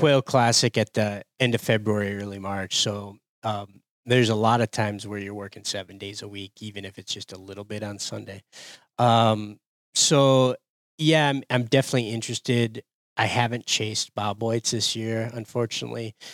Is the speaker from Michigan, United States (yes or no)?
yes; Upper Peninsula of Michigan, United States; as a kid growing up in the Upper Peninsula of Michigan